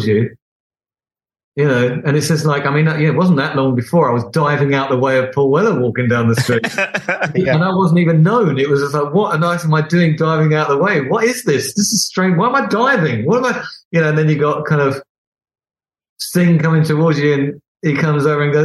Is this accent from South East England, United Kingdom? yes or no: no; Beckenham, London, United Kingdom; I'm some oik from Beckenham